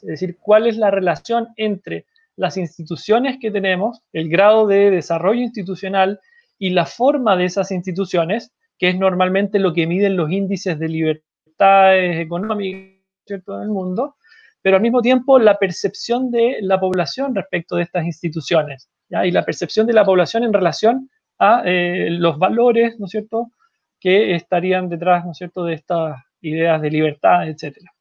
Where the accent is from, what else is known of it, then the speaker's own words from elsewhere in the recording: Chile; como sociedad chilena